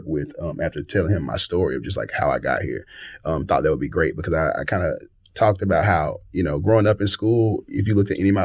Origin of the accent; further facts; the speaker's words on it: Tuscaloosa, Alabama, United States; moved away as an adult; now in Birmingham, United States; I'm from Tuscaloosa, mm-hmm, Tuscaloosa, Alabama, T-Town